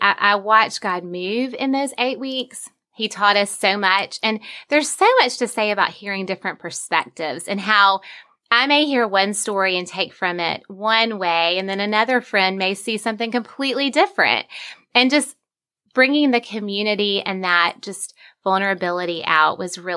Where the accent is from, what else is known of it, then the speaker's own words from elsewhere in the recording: Vestavia Hills, Alabama, United States; my hometown is Vestavia, Alabama, which is where I grew up.